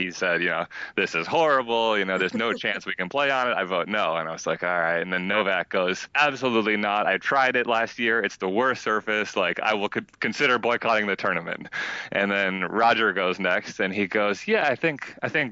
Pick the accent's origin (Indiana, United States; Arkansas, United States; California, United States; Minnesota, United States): Minnesota, United States; moved away as an adult; also born or lived in France; I grew up in Minnesota